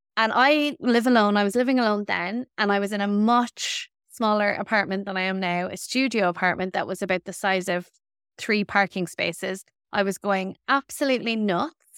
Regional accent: Ireland; we as Irish women

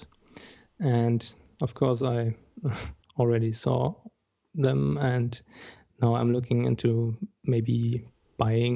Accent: Bremen, Germany; now in near Berlin, Germany; I'm from Germany. Actually, I'm from the northern part of Germany, near Hamburg, or more specifically Bremen.

